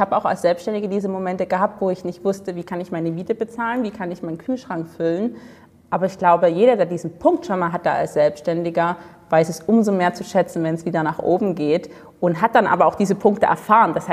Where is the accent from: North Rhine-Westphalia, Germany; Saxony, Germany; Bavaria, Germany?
Saxony, Germany; Dresden; Also ich komme aus Dresden, im schönen Osten von Deutschland.